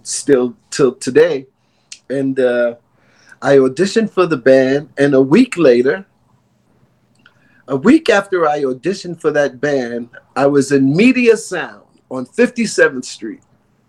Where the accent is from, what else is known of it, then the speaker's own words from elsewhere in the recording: New York City, New York, United States; Born and raised in New York City